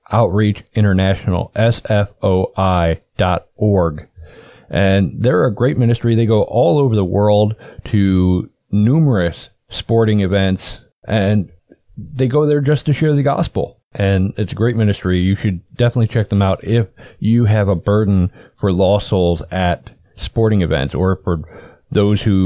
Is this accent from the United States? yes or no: yes; Cleveland, Ohio, United States; I'm from Cleveland. I'm from where they have the Browns